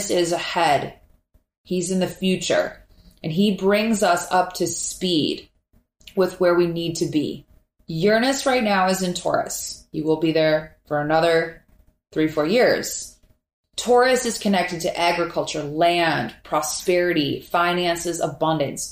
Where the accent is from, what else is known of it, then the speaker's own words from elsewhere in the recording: Minneapolis, Minnesota, United States; now in Miami, United States; I'm from Minneapolis, and up there, fall is the most beautiful time of year.